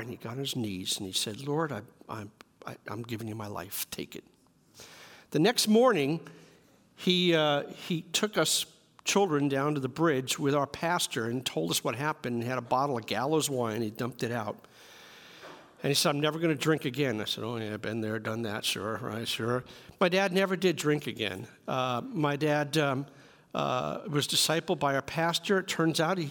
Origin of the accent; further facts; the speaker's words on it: New York City, New York, United States; I grew up in New York City